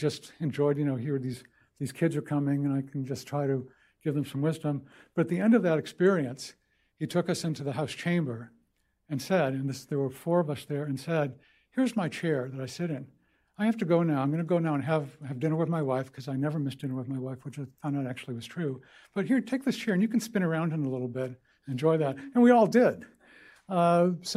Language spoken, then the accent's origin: English; Boston, Massachusetts, United States; moved away; I grew up in Boston. Basically, grew up at Fenway Park